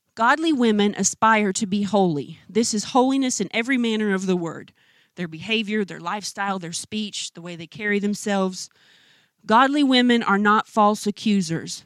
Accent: United States; as American women

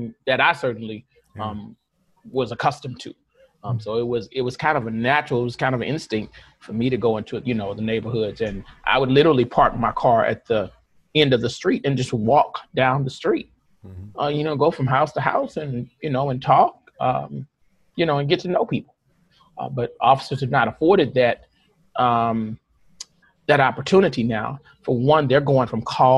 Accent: St. Louis, Missouri, United States; I grew up in North St. Louis. The hood, the Ville

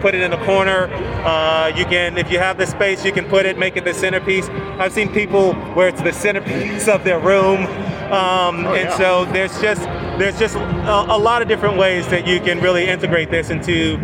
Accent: Washington, District of Columbia, United States; I grew up in Washington, D.C.

